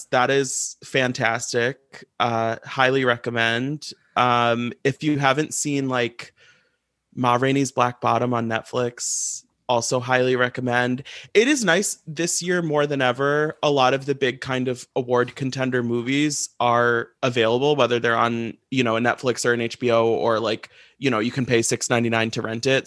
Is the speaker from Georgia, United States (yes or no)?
no; St. Louis, Missouri, United States; now in New York, United States; I was born and raised in St. Louis, Missouri. So I'm a Midwestern kid.